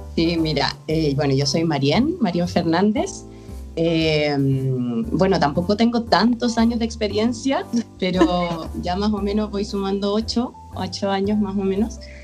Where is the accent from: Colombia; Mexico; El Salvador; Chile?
Chile; moved away as an adult; now in Barcelona, Spain; me fui, de Chile, ahora yo vivo en Barcelona